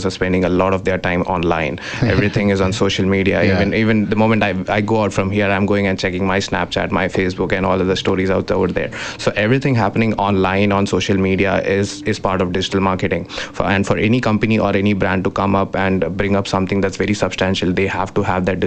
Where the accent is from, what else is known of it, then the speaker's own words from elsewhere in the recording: Mumbai, Maharashtra, India; moved away as an adult; now in Kamloops, Canada; Mumbai, where my hometown is